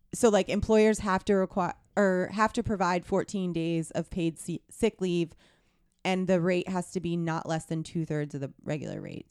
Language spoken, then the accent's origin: English; hometown of the Llanerch Diner, Pennsylvania, United States; my hometown diner is the Lanark Diner where they filmed Silver Linings Playbook